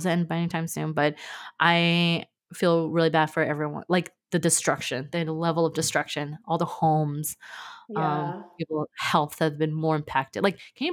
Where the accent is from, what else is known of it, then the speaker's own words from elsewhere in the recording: California, United States; moved away as an adult; I grew up in California and I've been used to wildfires